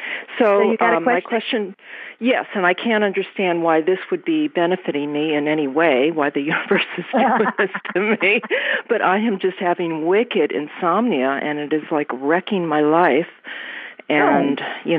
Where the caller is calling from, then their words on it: Topanga, California, United States; I'm from Topanga, Southern California.